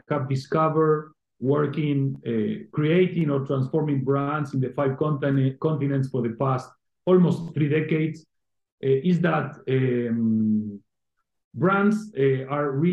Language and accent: English; Argentina; now in Spain; I was originally born and raised in Argentina